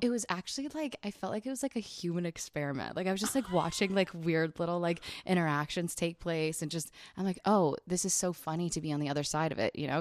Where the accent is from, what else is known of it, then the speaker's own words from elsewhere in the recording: New Jersey, United States; I'm from Jersey